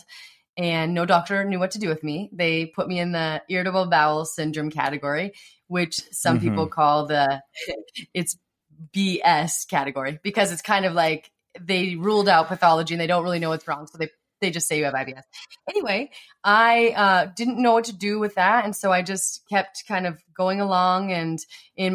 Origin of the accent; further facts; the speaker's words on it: Montana, United States; I grew up in Montana.